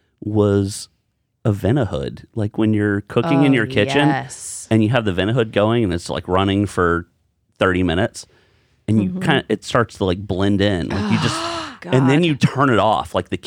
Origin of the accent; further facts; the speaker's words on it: Texas, United States; We're from Texas.